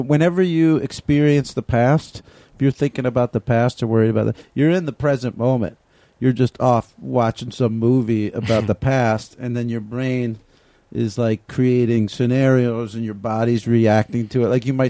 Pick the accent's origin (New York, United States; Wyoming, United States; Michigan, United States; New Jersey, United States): New Jersey, United States; moved away as an adult; also born or lived in Austin, Texas; Well, I'm from New Jersey originally.